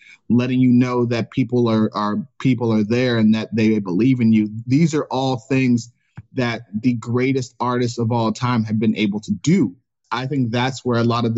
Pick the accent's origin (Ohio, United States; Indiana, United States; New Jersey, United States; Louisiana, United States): Ohio, United States; Cleveland; growing up in Cleveland